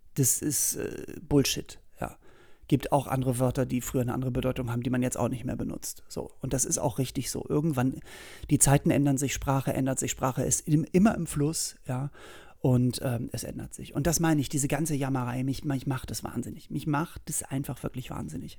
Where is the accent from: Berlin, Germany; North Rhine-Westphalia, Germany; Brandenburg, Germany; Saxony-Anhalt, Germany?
Berlin, Germany; bei uns in Berlin